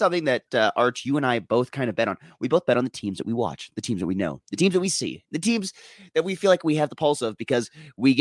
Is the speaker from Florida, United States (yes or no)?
no; Minnesota, United States